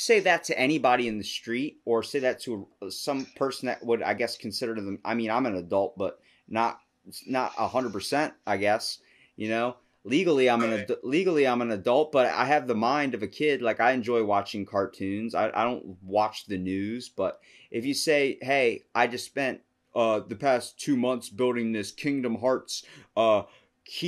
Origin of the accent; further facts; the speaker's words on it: Maryland, United States; I'm from Maryland